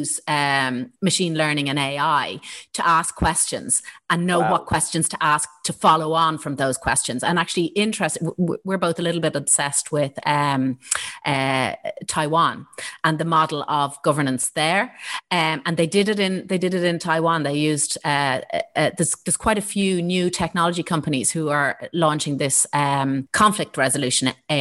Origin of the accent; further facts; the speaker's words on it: Ireland; our own identity as Irish people